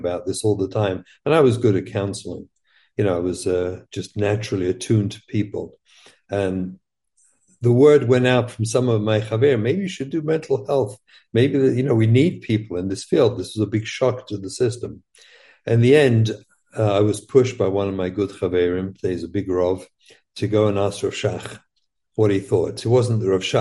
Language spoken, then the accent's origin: English; London, United Kingdom; moved away as an adult; we grew up in England.